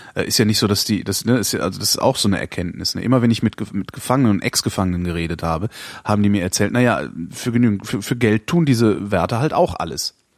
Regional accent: Cologne, North Rhine-Westphalia, Germany; ich bin ja auch Kölner, also ich komme aus einer katholischen Region

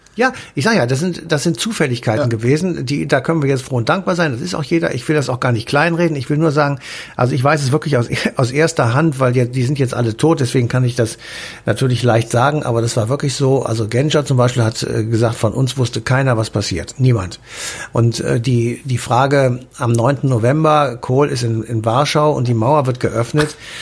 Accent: West Germany, Germany; als Wessi und überzeugter Wessi

